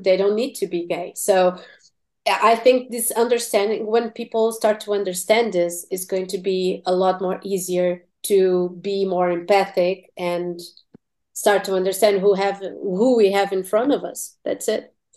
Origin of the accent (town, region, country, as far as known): Portugal; English is a second language; also born or lived in Tennessee